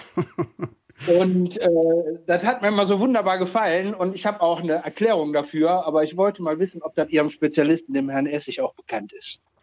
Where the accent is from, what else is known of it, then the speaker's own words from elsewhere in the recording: Solingen, North Rhine-Westphalia, Germany; ich bin Solinger und ich komme auch äh, nicht aus dem Norden